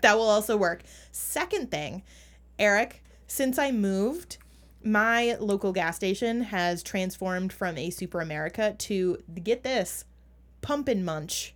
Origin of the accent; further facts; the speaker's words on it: Minnesota, United States; accent: Minnesotan; my Minnesotan accent